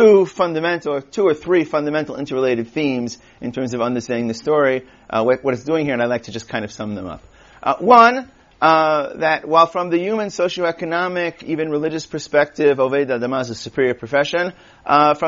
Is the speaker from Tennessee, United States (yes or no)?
no; New York City, New York, United States; I'm from Queens